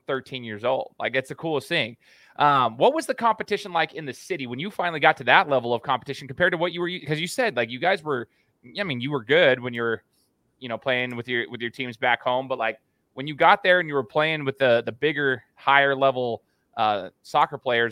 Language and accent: English; United States; also born or lived in Brazil; born and raised in the United States